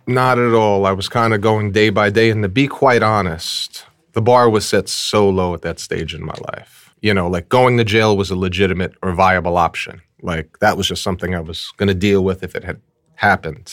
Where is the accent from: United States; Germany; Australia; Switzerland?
United States; New York City, New York; We grew up in Fort Greene, um, Brooklyn, Fort Greene, Clinton Hill section of Brooklyn